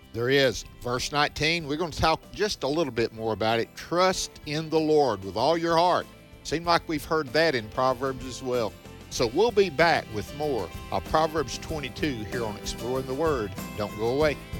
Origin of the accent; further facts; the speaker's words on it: the South, United States; growing up, now I'm from the South, and the Grand Ole Opry was big down here